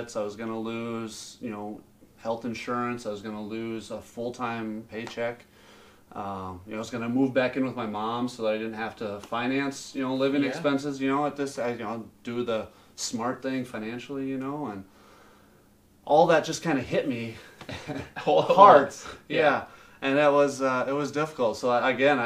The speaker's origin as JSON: {"language": "English", "town": "Sioux Falls", "region": "South Dakota", "country": "United States", "said": "I'm from Sioux Falls originally."}